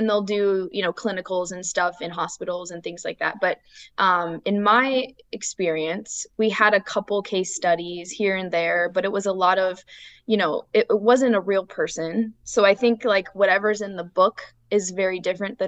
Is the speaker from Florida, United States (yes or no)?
no; Illinois, United States; also born or lived in Iowa; now in Austin, United States; we're originally from Illinois and then we moved to Iowa for school